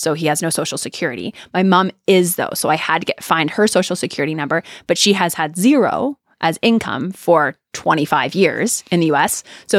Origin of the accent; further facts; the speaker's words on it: Canada; now in United States; I was terrified of student loans because I came from Canada, which it's not a big conversation up there.